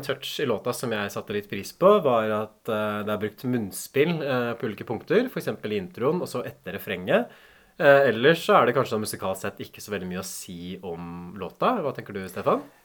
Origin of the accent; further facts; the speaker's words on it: Norway; den der countryen som jeg vokste opp med i Norge